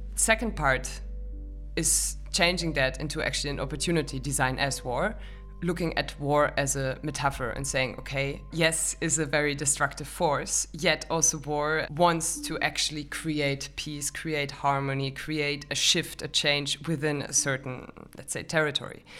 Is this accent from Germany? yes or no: yes; Germany; moved away; I'm from Germany